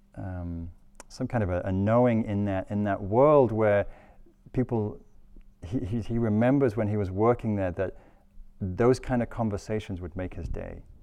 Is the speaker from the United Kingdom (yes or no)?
yes; England, United Kingdom; now in California, United States; I'm English